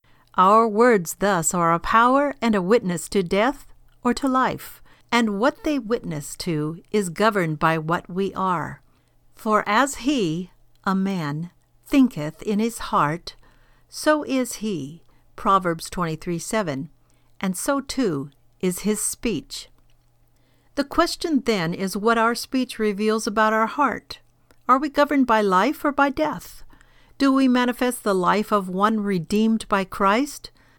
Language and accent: English; California, United States; For example, I grew up in California on a farm in the kerosene lamp days, and I can spot others who have the same background.